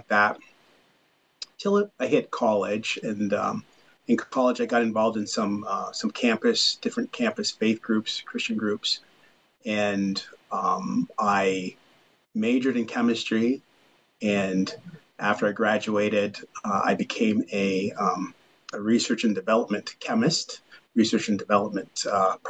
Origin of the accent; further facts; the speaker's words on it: Windsor, Ontario, Canada; also born or lived in Deerfield / Ottawa; now in Cambridge, Canada; I'm a Canadian, so please don't hold that against me. Although my hometown is Windsor